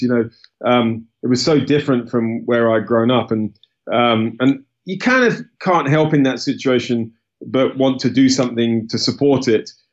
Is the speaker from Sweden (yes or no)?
no; United Kingdom; I was born in the UK. Uh, I'm British